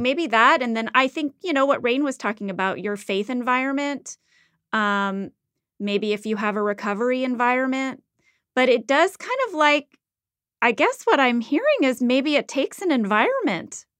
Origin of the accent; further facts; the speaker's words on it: Midwest, United States; moved away; I grew up in the Midwest.